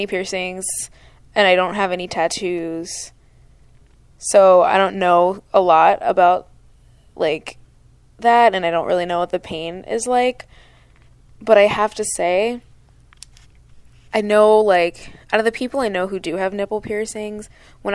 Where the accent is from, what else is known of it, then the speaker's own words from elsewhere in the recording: Pennsylvania, United States; I grew up in Pennsylvania, and so a lot of people that I went to high school with went to Penn State